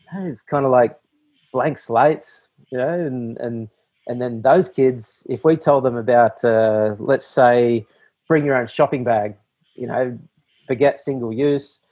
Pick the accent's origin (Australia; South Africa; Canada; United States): Australia; I grew up here in Australia